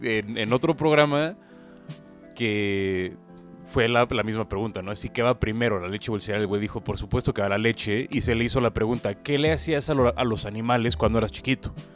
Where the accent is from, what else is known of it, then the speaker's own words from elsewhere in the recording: Mexico; viviendo en México, siendo mexicano